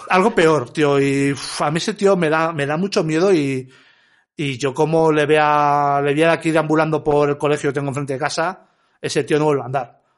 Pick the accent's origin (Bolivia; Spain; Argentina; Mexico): Spain; Leganés, Community of Madrid; yo soy de Leganés